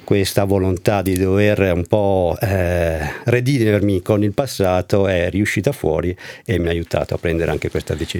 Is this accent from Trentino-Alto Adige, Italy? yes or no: yes; Val di Fiemme, Trentino-Alto Adige, Italy; dove abitiamo noi, dove io sono originario, la Val di Fiemme, il Trentino in generale